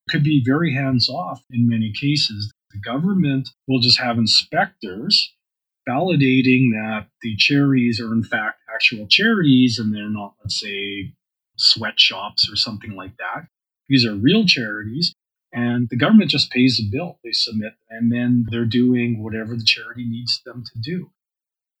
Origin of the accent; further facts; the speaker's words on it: Canadian Prairies, Canada; I'm a Canadian prairie populist